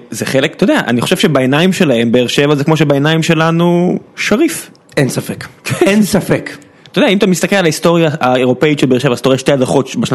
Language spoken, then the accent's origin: Hebrew; Beersheba, Southern District, Israel; אני עדיין באר שבעי, כן.